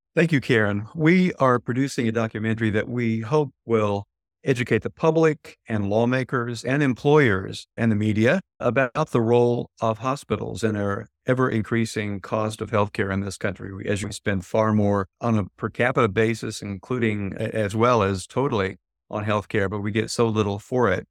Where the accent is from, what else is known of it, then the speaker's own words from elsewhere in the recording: Tennessee, United States; my home state of Tennessee